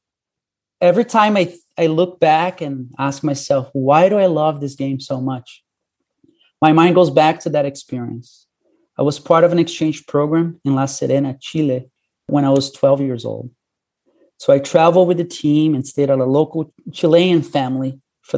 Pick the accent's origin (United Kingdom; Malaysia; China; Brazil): Brazil; moved away as an adult; now in United States; I grew up in Brazil